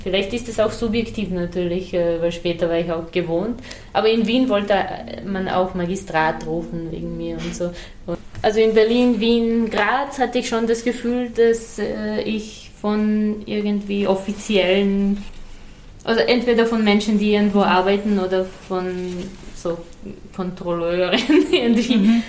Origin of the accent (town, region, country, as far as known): Serbia; born or raised there; first language Serbian; German is a second language; moved away